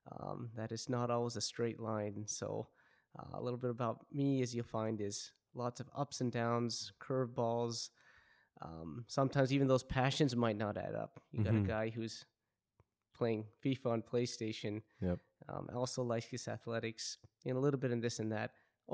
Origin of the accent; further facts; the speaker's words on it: Vancouver, British Columbia, Canada; So like you had mentioned, I'm born and raised in Vancouver.